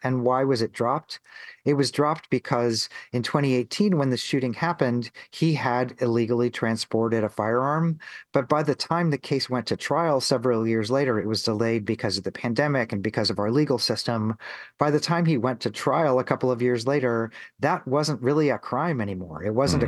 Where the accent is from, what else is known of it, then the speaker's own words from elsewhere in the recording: Missouri, United States; I grew up in Missouri